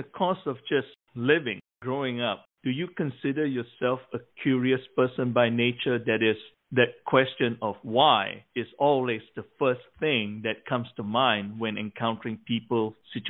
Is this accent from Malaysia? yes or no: yes; Malaysia; moved away as an adult; growing up in Malaysia till I was 18 years old